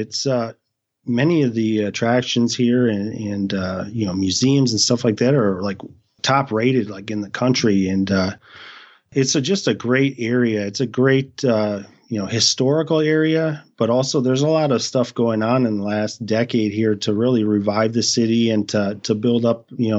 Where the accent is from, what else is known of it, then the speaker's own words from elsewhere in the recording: Cleveland, Ohio, United States; also born or lived in Michigan / Indiana; I think it was around time of going into eighth grade that we ended up in a suburb of Cleveland. And that's where I grew up, you know, basically until through college and stuff